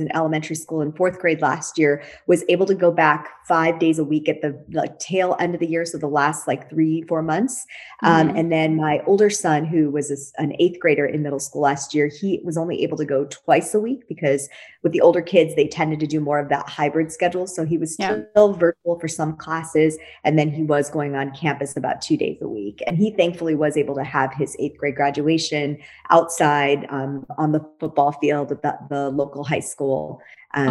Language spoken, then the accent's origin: English; Wisconsin, United States; moved away as an adult; also born or lived in Silicon Valley, California; now in San Diego, United States; I was born and raised in Wisconsin. So I'm a fellow Midwesterner. I've been a Californian for over 20 years